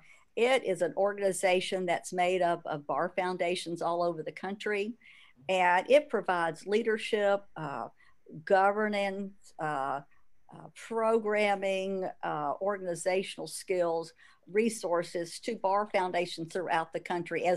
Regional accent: Birmingham, Alabama, United States; you've got a Birmingham girl here

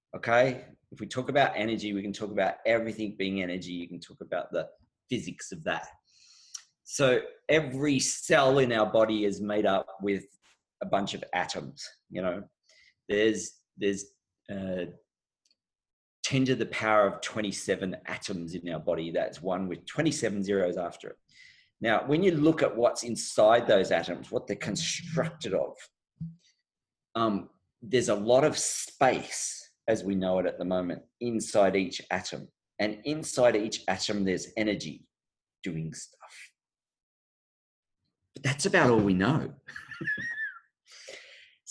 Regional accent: Australia; I was born in Australia, but my background is my mother came from Canada

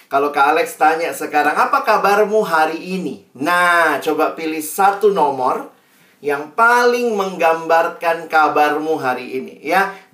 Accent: Makassar, South Sulawesi, Indonesia; accent: Makassar; kami semua lahir besar di Makassar jadi masih bisa Ji bahasa Makassar uh, logat Makassar.

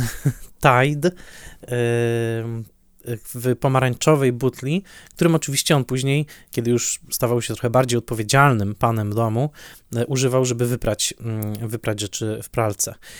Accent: Silesian Voivodeship, Poland; Ja dorastałem na Śląsku

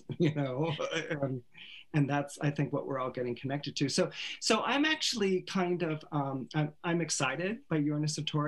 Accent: Menlo Park, California, United States; I was raised in Northern California, Menlo Park, California, Palo Alto, Stanford

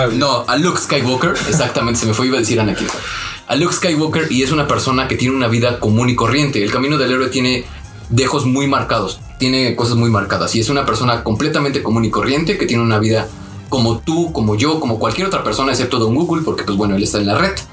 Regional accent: Mexico City, Mexico

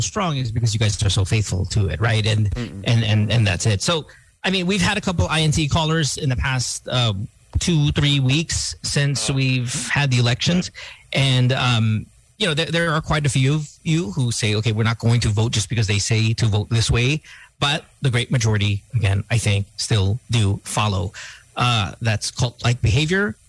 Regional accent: United States; I was born in America.

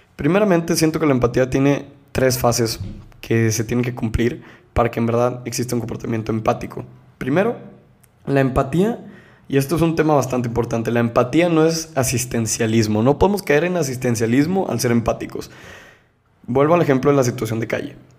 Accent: Monterrey, Nuevo León, Mexico; Yo soy de México, soy de Nuevo León, soy de Monterrey específicamente

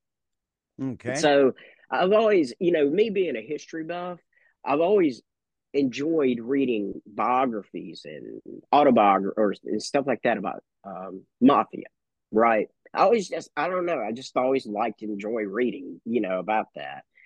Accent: the South, United States; I'm a Southerner

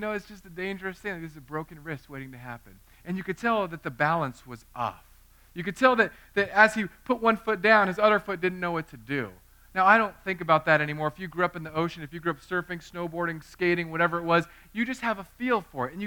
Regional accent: Southern California, United States; I grew up in Southern California.

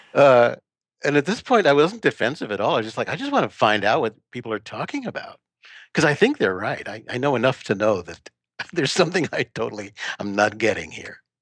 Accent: New York, United States; now in Texas, United States; I'm from New York originally

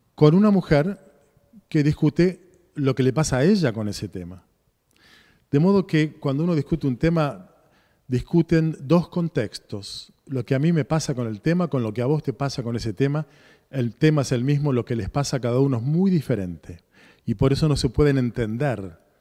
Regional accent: Argentina; nosotros, como argentinos

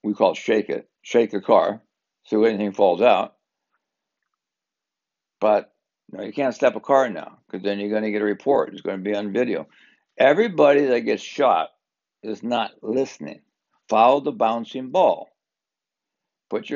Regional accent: Southern California, United States; I'm from SoCal.

